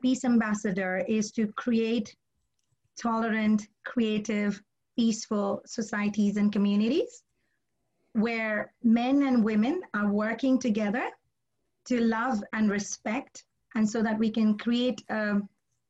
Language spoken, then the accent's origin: English; India; I'm Indian